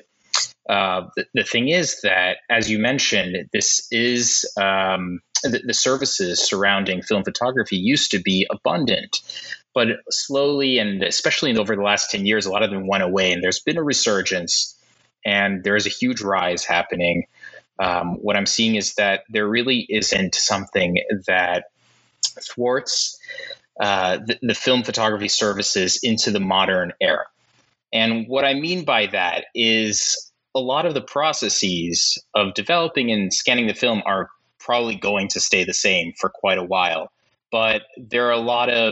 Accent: New York City, New York, United States; moved away; I'm from New York, born and raised, back here now

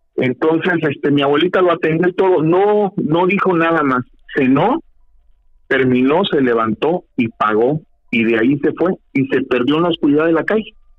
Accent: Mexico; yo soy mexicano, nacido aquí

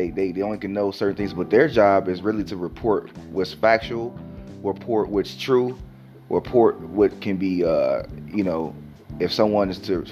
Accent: Detroit, Michigan, United States; I'm from Detroit

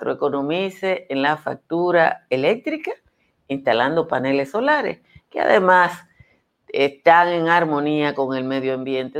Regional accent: Dominican Republic

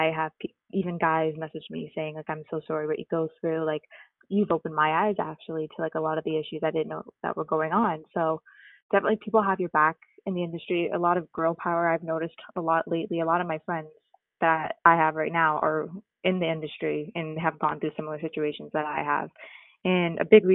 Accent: Toronto, Ontario, Canada; growing up in Toronto

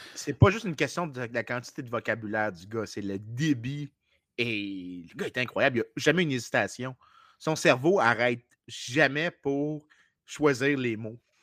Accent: Canada; Je suis un Canadien

